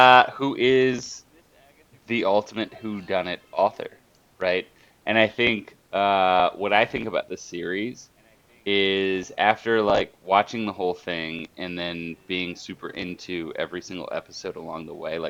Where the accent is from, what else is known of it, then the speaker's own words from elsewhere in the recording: Dayton, Ohio, United States; I am from Dayton, Ohio. And literally, this town is every small town that's not close to a big town.